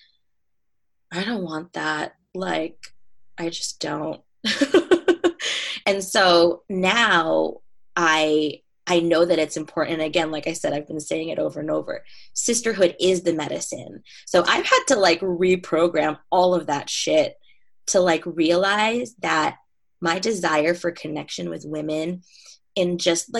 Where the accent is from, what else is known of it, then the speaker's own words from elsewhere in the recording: New York, United States; moved away as an adult; now in Southern California, United States; I'm from New York and I live in Southern California now